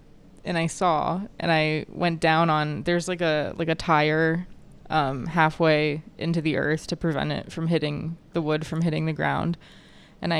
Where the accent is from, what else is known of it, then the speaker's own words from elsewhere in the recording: Texas, United States; also born or lived in Virginia; I moved here when I was very young